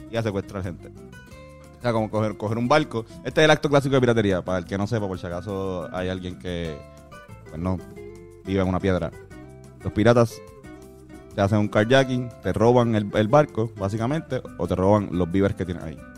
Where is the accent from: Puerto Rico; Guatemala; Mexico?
Puerto Rico; eso lo sabemos nosotros como puertorriqueños, vivimos aquí, sabemos que, pues, Puerto Rico es la llave de América